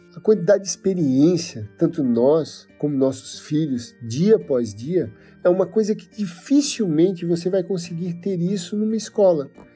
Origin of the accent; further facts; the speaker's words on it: Penha, Santa Catarina, Brazil; Nasci em Penha, uma cidade de pescadores no litoral norte de Santa Catarina. Sou filho de pescador, e apesar de ter nascido na frente da praia